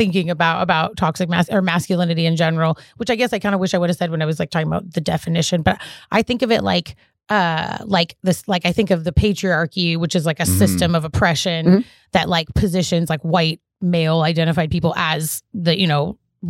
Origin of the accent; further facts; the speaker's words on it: Canada; I was born in Canada.